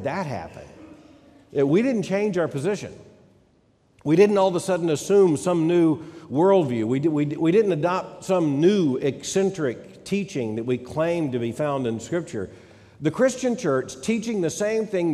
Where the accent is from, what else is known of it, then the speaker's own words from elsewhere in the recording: Lakeland, Florida, United States; I was raised in the Southside Baptist Church in Lakeland, Florida